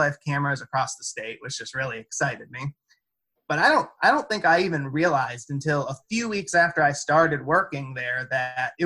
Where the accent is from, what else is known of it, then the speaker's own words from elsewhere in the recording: Kentucky, United States; moved away; I'm from Kentucky